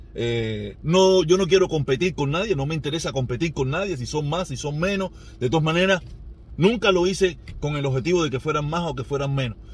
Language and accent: Spanish; Cuba; moved away; mi pueblo